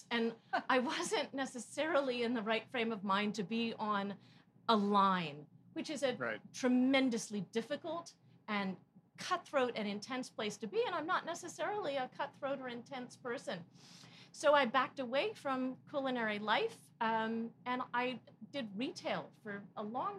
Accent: Connecticut, United States; also born or lived in New York City / Baltimore; I was born in New York City also, but grew up in Connecticut. And I moved around rather a lot. I spent 4 years in boarding school outside of Baltimore, Maryland.

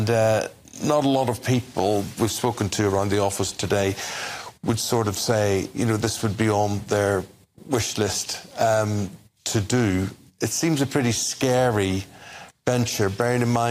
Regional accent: Belfast, Northern Ireland, United Kingdom; I'm from Belfast, where Titanic was built

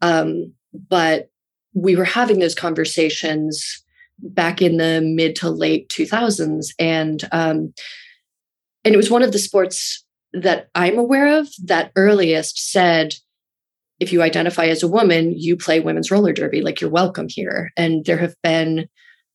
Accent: Rye, New York, United States; also born or lived in Brooklyn, New York; it's where I grew up in Rye, New York

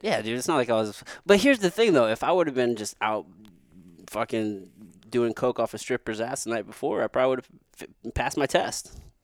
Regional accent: Potosi, Missouri, United States; moved away; I grew up in a place called, it's called Potosi, Missouri.

